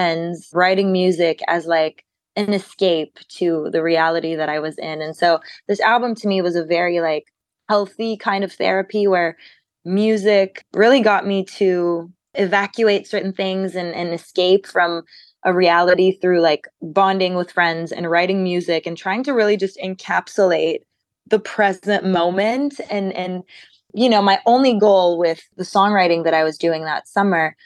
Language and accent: English; Montreal, Quebec, Canada; I was born and raised in Montreal. I'm French Canadian